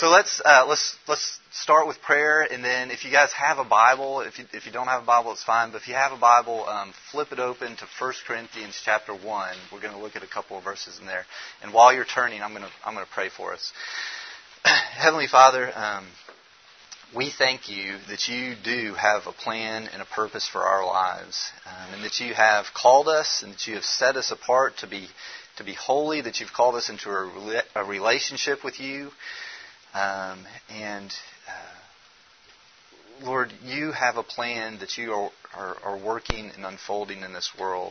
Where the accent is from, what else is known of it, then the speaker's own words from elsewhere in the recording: Memphis, Tennessee, United States; I'm from Memphis, Tennessee